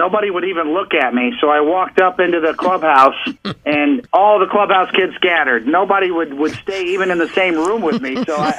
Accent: Kansas City, Missouri, United States; moved away as an adult; now in New York City, United States; Here I am 30 plus years later, and I'm a New Yorker now, and I'm a kid who grew up in Kansas City in the Midwest, and I had never even been to New York before

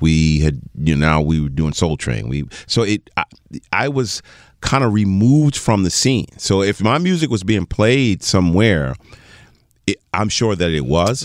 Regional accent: Teaneck, New Jersey, United States; also born or lived in New York; I was born in New York. Uh uh, uh, uh, medical center in New York, and I grew up in the Teaneck, Hackensack, Englewood area.

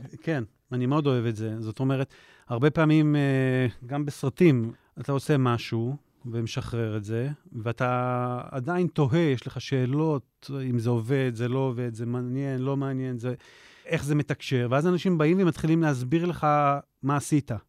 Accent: Jerusalem, Jerusalem District, Israel; בירושלים. הילדות הייתה רובה בארמון הנציב, אחר כך uh, בית הכרם

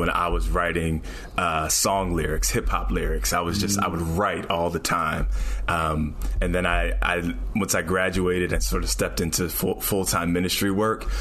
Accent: down by Philadelphia, New Jersey, United States; moved away; also born or lived in New York City; I grew up in Jersey on the down by Philly.

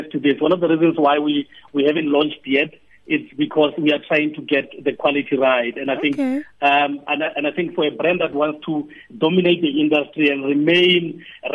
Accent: South Africa; we are South African

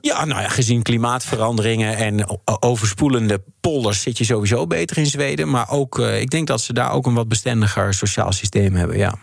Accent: Netherlands; moved away as an adult; Ik ben een Nederlander

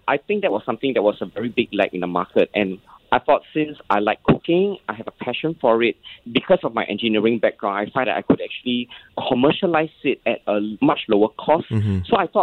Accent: Singapore; I'm Singaporean Chinese and I grew up in a Peranakan household

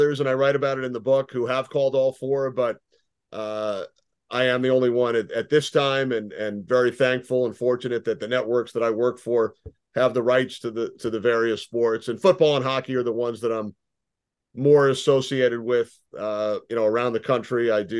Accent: Long Island, New York, United States; Did a lot of sports writing in high school and college for both the school papers and the town paper where I grew up on Long Island.

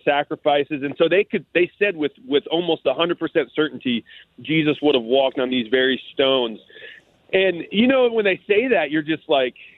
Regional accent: United States; as an American

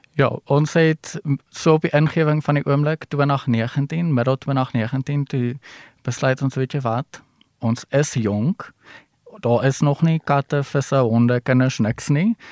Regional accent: Ellisras, Limpopo, South Africa; moved away; ek kom van Allesras af. Hy is nou 'n groter dorpie as toe ek daar was. So ons het nog fietsry die dorp volgery

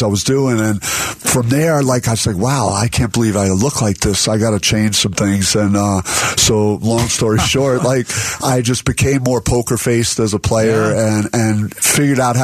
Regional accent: East Coast, United States; moved away as an adult; now in Arizona, United States

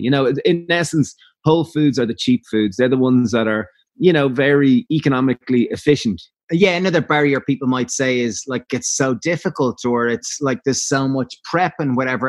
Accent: Ireland; Being Irish

